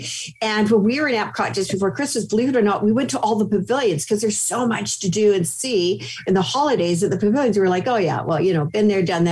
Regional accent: Canada; I grew up in Canada

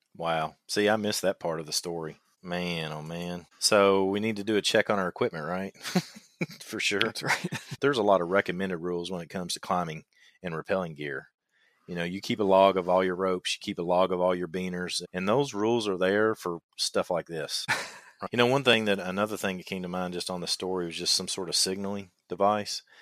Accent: Kentucky, United States; accent: twang; I know I've got a twang in my voice, and I'm from Kentucky

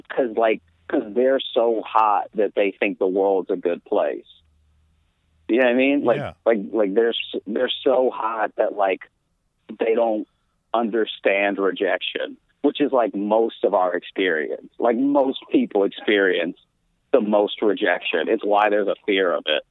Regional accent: Louisiana, United States; moved away as an adult; also born or lived in Chicago; now in New York, United States; I grew up in Louisiana. That's where I was born.

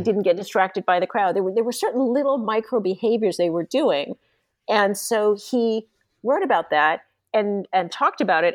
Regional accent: San Diego, California, United States; I grew up in San Diego, California, and became a ski racer

